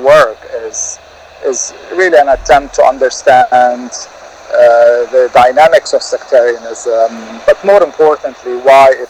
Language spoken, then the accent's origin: English; Beirut, Beirut Governorate, Lebanon; growing up in Civil War Beirut